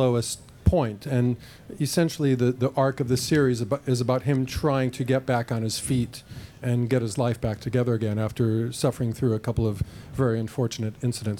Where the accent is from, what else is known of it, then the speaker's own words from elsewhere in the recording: Los Angeles, California, United States; I'm actually from L.A.